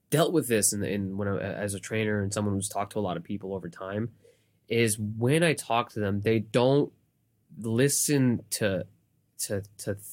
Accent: New York City, New York, United States; I'm from Queens. I'm, from Queens. I've been born in Queens, born and raised, been here.

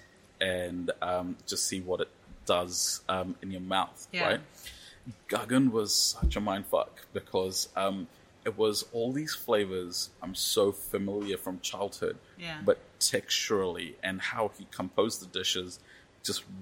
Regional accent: New Zealand; me growing up in New Zealand

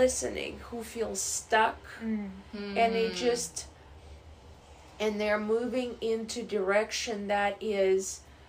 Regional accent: Russia; now in United States; I'm from Russia, born and raised, but I lived here most of my life.

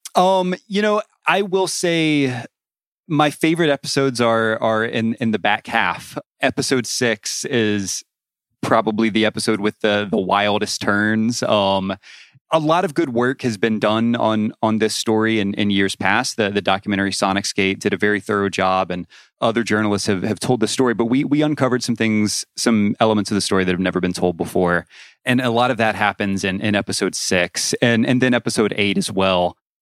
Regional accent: Atlanta, Georgia, United States; growing up equally far away in, in suburban Atlanta

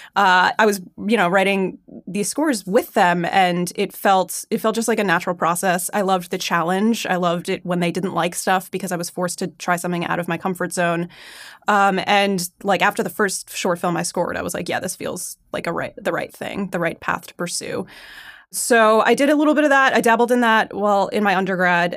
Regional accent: Long Island, New York, United States; moved away as an adult; now in Los Angeles, United States; I grew up on Long Island, just fantastic public schools

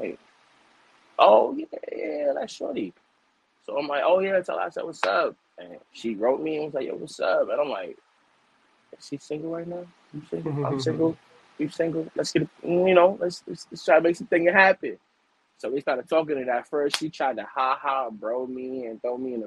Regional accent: New York City, New York, United States; I'm from the Bronx, New York

